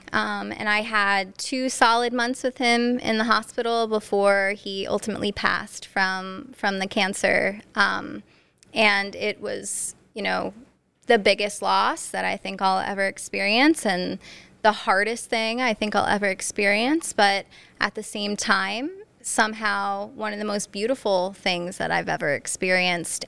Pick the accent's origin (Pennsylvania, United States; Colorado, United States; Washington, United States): Pennsylvania, United States; Northeast; also born or lived in New Jersey; I'm from Northeast P A, born and raised